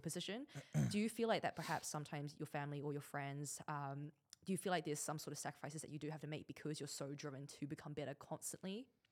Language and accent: English; Auckland, New Zealand; moved away as an adult; now in Dubai, United Arab Emirates; growing up in New Zealand, when my parents came over, they had absolutely nothing.